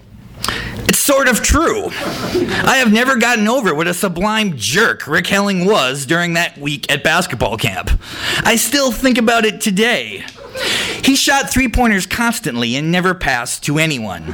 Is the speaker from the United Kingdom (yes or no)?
no; North Dakota, United States; I'm also from North Dakota